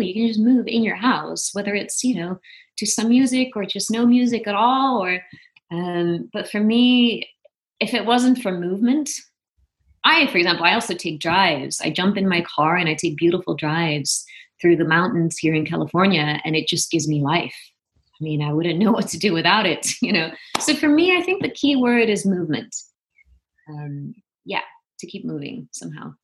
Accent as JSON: {"language": "English", "town": "Venlo", "region": "Limburg", "country": "Netherlands", "also_born_or_lived": "Amsterdam / New York", "moved": "as an adult", "lives_now": "Los Angeles, United States", "said": "I'm originally from Venlo, which is a small town in the southeast of Holland."}